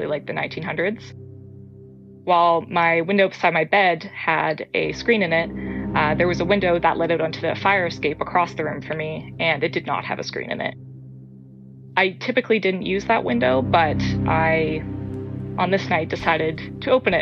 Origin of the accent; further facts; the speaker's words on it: Atlantic Canada, Canada; I am from Atlanta, Canada